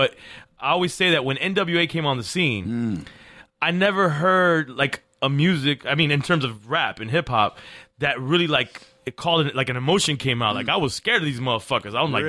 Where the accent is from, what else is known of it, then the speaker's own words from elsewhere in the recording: Miami, Florida, United States; I was raised in Miami.